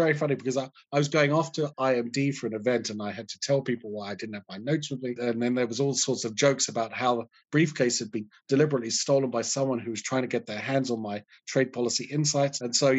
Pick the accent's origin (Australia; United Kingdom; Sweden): United Kingdom; But, you know, I don't want to trash my home country because there's all sorts of great stuff that happens in the UK.